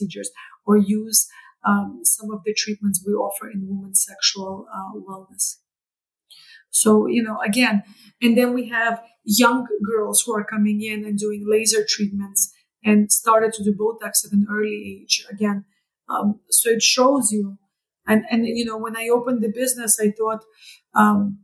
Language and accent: English; Canada; moved away as an adult; now in New York, United States; as a Canadian who moved to New York